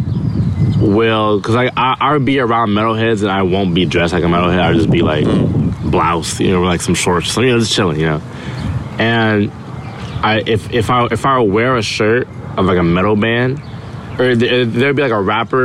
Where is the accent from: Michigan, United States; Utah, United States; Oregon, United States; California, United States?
California, United States; Long Beach; I was born in Long Beach